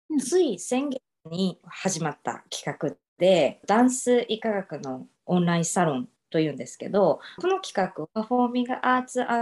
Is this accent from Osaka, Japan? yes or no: yes; Osaka, Japan; also born or lived in Dallas, Texas / Romania / Uruguay; now in Little Rock, United States; 出身は大阪です